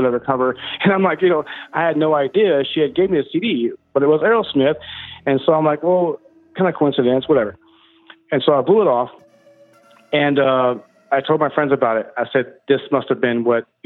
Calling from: Texas, United States; Calling from Texas.

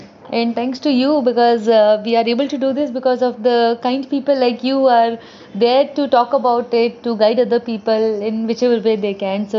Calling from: India; I work with cancer patients in India. So I'm calling from India.

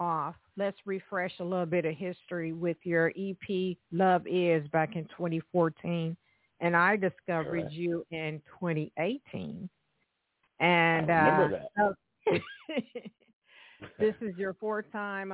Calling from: Evansville, Indiana, United States; I am calling in from Evansville, Indiana

